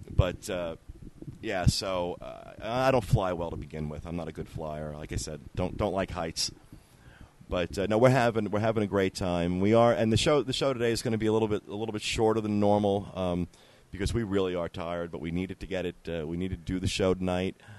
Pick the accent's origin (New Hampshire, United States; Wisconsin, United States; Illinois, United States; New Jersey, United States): New Jersey, United States; Ocean Grove; I come from the Jersey Shore. Uh, little town called uh, on the Jersey Shore called Ocean Grove, which is right next to Asbury Park, which is what most people have heard of. And growing up, the Asbury Park Boardwalk had a lot of attractions on it